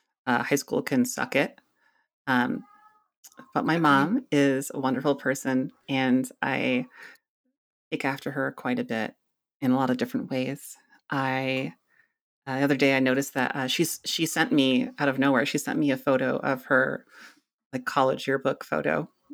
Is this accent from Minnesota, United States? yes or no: yes; Minnesota, United States; So I grew up mainly in Minnesota, and my parents, we were very suburban kind of culture there.